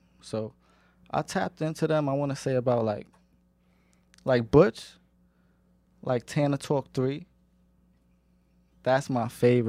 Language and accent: English; Queens, New York, United States; So, you know, he listened to …, …, …, and all that, because we're from Queens, but I was always into that type of, you know, music.